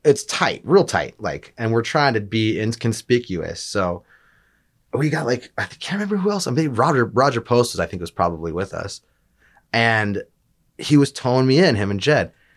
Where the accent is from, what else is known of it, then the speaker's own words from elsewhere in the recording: Alaska, United States; growing up in Alaska